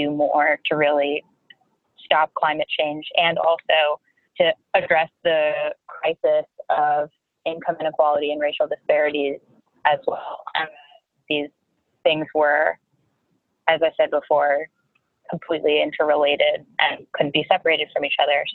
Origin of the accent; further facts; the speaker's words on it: Boston, Massachusetts, United States; moved away as an adult; also born or lived in California; now in New York City, United States; I grew up in Boston and went to school in California and now live in New York City